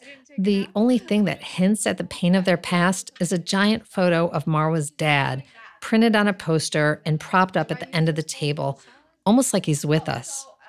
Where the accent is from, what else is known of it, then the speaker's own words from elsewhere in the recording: upstate New York, United States; I drove there from my hometown in upstate New York